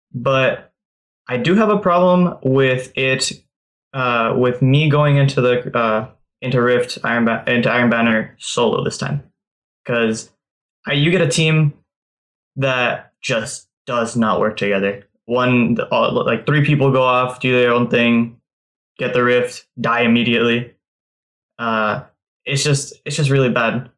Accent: California, United States; I'm from California

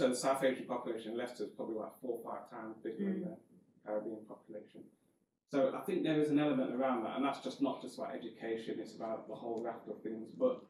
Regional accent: Nigeria; And I knew it was going to be West Africa, but I'm Nigerian, any Nigerians in the house.

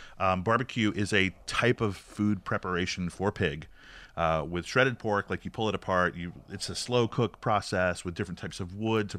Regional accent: the South, United States; I am from the South, so... you know, Jesus, Mama, and …

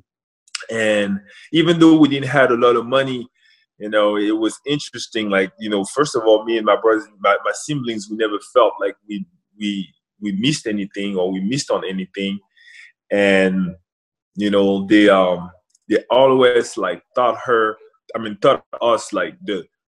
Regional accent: Rouen, Normandy, France; now in Washington, United States; Obviously grew up in France. Rouen, it's my hometown

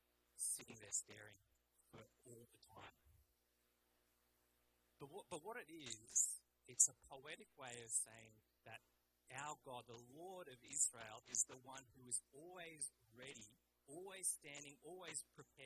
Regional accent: Australia; also born or lived in England; My parents, Malaysian Chinese, I was born in England, grew up in Australia.

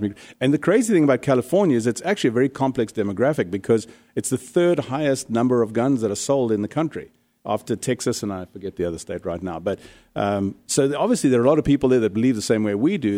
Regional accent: South Africa; now in Arizona, United States; I come from South Africa, which is probably one of the harshest gun control countries in the world

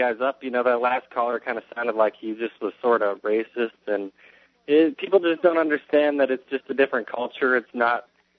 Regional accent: South Dakota, United States; now in Arizona, United States; I myself am not a native Arizona. I come from the Great Plains of South Dakota

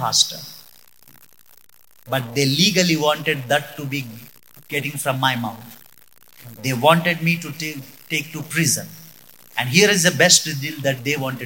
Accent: Hubli, Karnataka, India; moved away as an adult; now in Mysore, India; I am from Hubli.

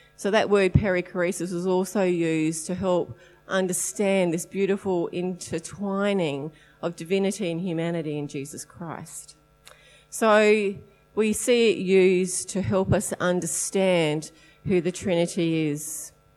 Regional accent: Adelaide, South Australia, Australia; we are from Adelaide

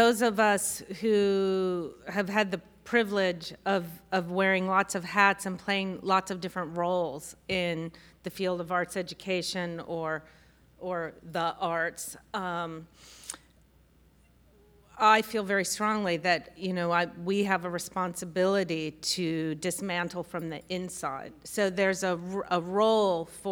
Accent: Washington, District of Columbia, United States; moved away; I grew up in Washington, D.C.

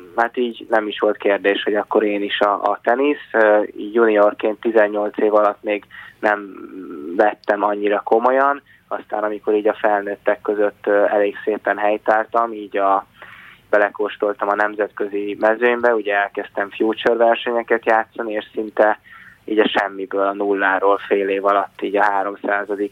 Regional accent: Hungary

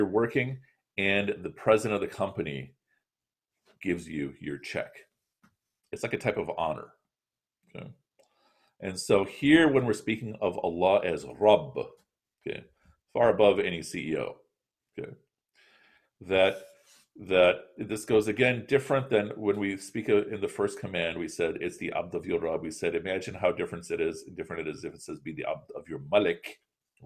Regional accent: Chicago, Illinois, United States; I'm from Chicago

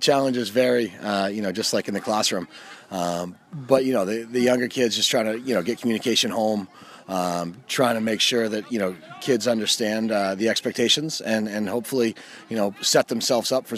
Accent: Gorham, Maine, United States; I grew up in Gorham

